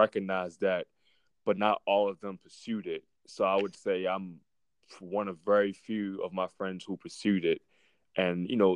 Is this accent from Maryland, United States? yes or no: yes; Baltimore, Maryland, United States; moved away; I grew up in Baltimore, Maryland